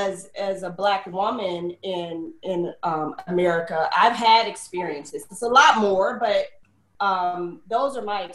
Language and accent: English; Mississippi, United States; We're from Mississippi